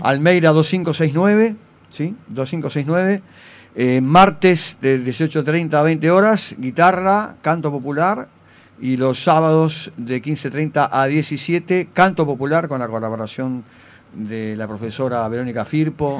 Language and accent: Spanish; Buenos Aires, Argentina; yo soy de Paternal